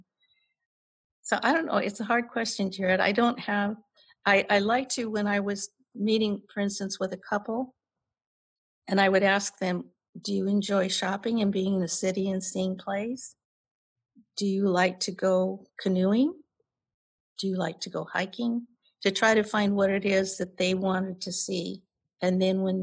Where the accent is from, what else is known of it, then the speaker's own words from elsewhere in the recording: California, United States; also born or lived in Minnesota; I came on a train when I was 4 years old to California